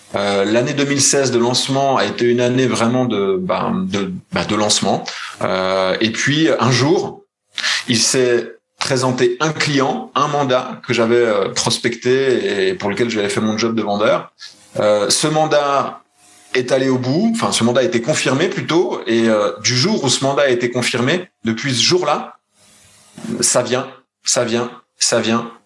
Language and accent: French; Besançon, Bourgogne-Franche-Comté, France; moved away as an adult; now in Switzerland; je suis né à Besançon